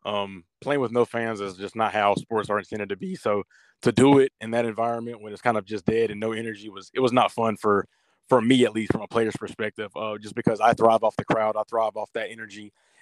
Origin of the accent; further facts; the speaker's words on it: Southeast, United States; You know, obviously I'm from the Southeast, so to go up to Boston, it was a culture shock in terms of just the weather and everything like that.